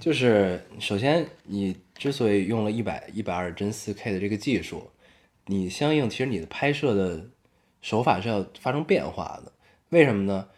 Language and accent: Chinese; China; 我作为中国人